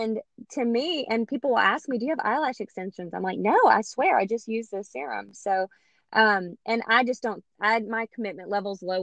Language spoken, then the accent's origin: English; Louisiana, United States; I'm from Louisiana